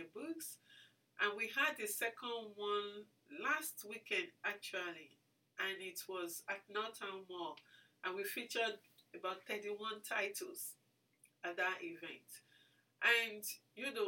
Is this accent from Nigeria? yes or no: yes; Lagos, Nigeria; moved away as an adult; also born or lived in Ibadan, Oyo State, Nigeria; now in Minnesota, United States; I was born in Lagos, and I went to school in Lagos and also in Ibadan